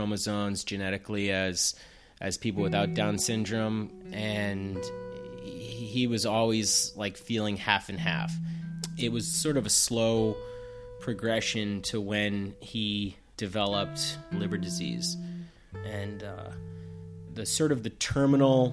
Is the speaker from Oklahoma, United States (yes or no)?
no; Plainville, Massachusetts, United States; I grew up in Massachusetts in a town called Plainville